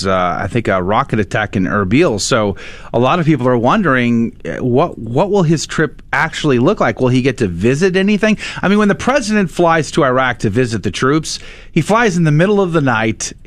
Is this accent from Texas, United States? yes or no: yes; San Antonio, Texas, United States; now in Houston, United States; That's where I grew up, San Antonio